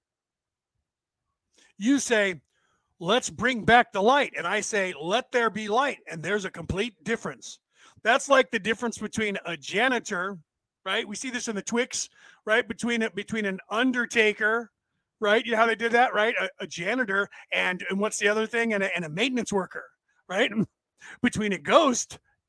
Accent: United States; This body was born in the place that is called the United States of America

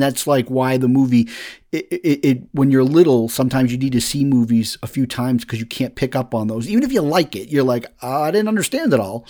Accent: Woburn, Massachusetts, United States; also born or lived in Lexington, Massachusetts; I first get to Woburn, Massachusetts is where I moved from Lexington, Massachusetts

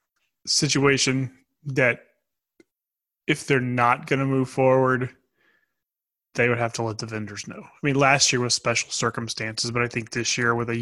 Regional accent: Texas, United States; As a Texan

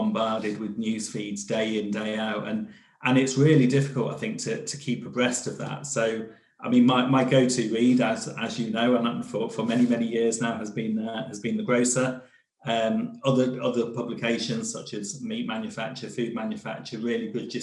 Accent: Devon, South West England, United Kingdom; I was brought up in Devon.

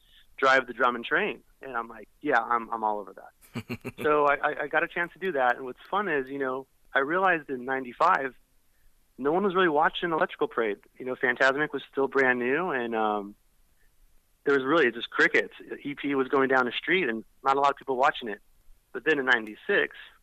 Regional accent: Orange County, California, United States; I grew up in Orange County and pretty much was raised at the park

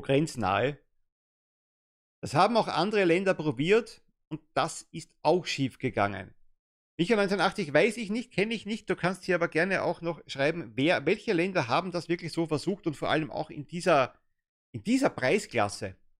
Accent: Germany; als Deutscher

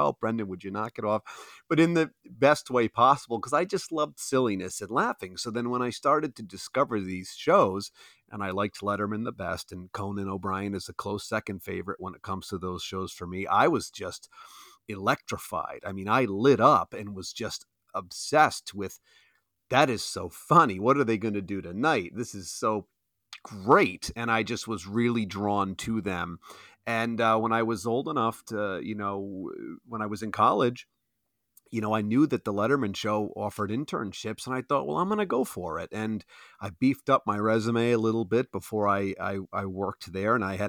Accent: Providence, Rhode Island, United States; I'm just from Providence

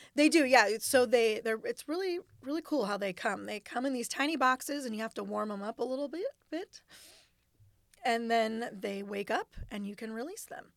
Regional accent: Costa Mesa, California, United States; now in Sacramento, United States; I grew up in Costa Mesa in Orange County, so, um, close to the beach

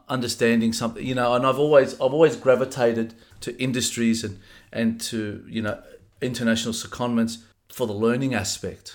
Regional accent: Sydney, New South Wales, Australia; I was born in 1977 in uh, Fairfield, the old Fairfield Hospital

